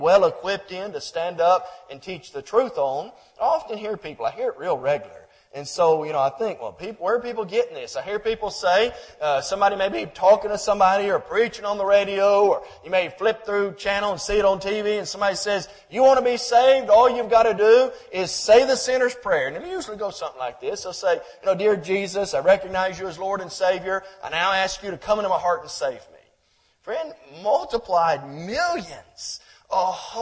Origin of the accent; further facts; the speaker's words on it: Groveton, Texas, United States; my hometown of Groveton, Texas, East Texas